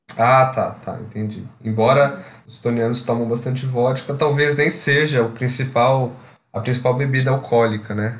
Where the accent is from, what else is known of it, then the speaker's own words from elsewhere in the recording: São Paulo, Brazil; Eu sou de São Paulo